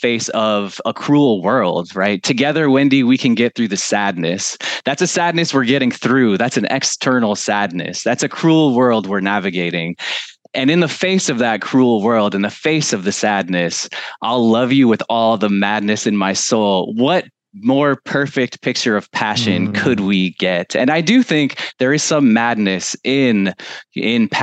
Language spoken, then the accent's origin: English; United States; as an American man